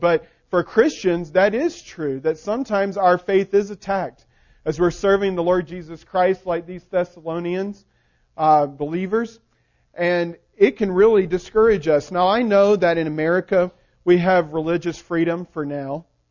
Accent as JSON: {"language": "English", "region": "the South", "country": "United States", "said": "I'm from the South"}